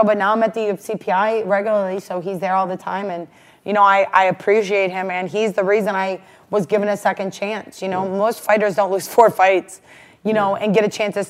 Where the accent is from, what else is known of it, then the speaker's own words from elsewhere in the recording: Rootstown, Ohio, United States; also born or lived in Akron, Ohio / Cleveland, Ohio; I'm from Ohio. I'm from Rootstown is really where I'm from, and I know you guys probably have no idea where that's originally from, but it's a suburb of Akron